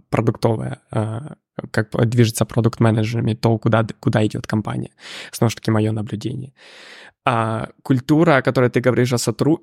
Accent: Ukraine; moved away as an adult; я сам с Украины

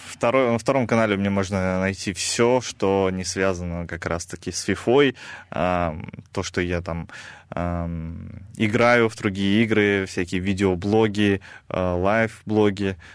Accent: Kazakhstan; А, у меня там своя команда под названием Нур-Султан, а, где играют в основном как раз казахи. Я сам казах

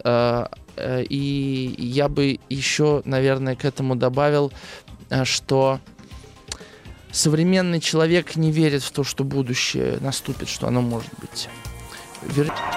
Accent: Russia; я, конечно, играл в Дэнди в детстве здесь, в России

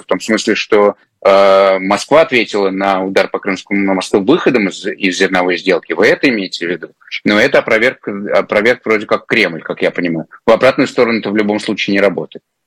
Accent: Crimea, Ukraine; я все детство провел в Крыму, еще советское.

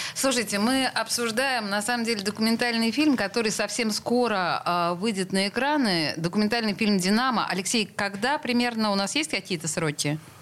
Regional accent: Saint Petersburg, Russia; мы петербуржцы коренные

